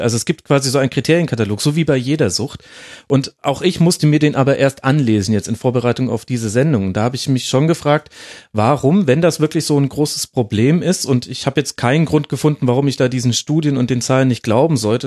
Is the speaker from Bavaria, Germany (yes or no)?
yes; Franconia, Bavaria, Germany; hat man bei uns in Franken immer gesagt